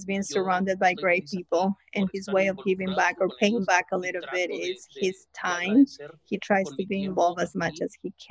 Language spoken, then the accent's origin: English; Mexico; moved away; also born or lived in United States; I was born in the United States, but I grew up in Mexico